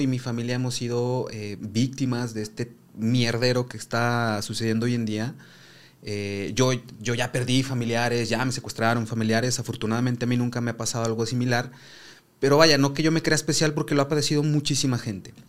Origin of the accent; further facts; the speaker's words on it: Zacatecas, Mexico; vengo de Zacatecas